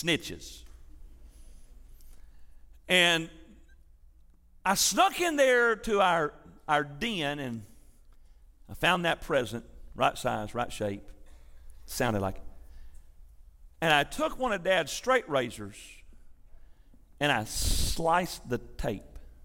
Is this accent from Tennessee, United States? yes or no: yes; Milan, Tennessee, United States; also born or lived in Athens, Tennessee / Kingston, Tennessee / Grainger County, Tennessee; I was growing up in West Tennessee, north of Jackson, there in a little town called Milan